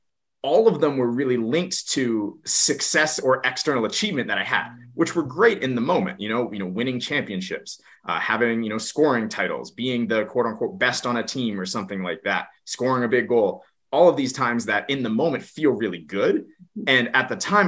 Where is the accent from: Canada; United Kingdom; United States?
Canada; Kelowna, British Columbia; I grew up in Kelowna, BC, Canada, so out west, Western Canada